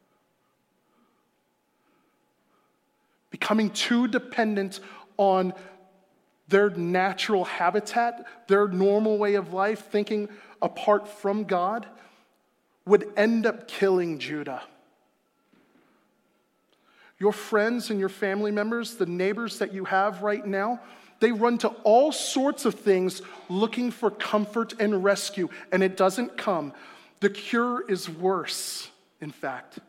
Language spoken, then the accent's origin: English; South Florida, United States; moved away; I'm from South Florida. I spent my formative years there